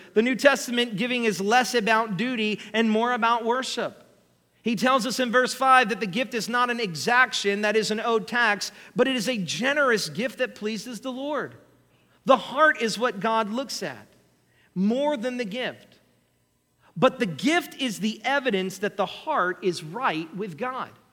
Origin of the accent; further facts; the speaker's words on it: United States; we, as American Christians